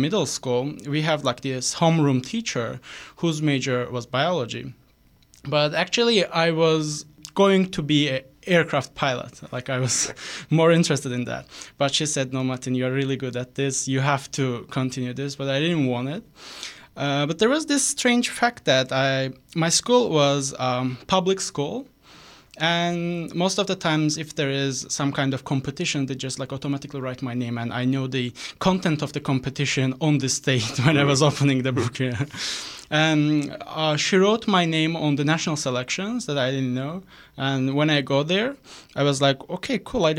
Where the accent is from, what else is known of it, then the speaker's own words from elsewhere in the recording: Sumgait, Azerbaijan; moved away as an adult; also born or lived in South Korea; now in Canada; I was born and raised in the second largest city of the Azerbaijan called Sumgayit, pretty close to capital city Baku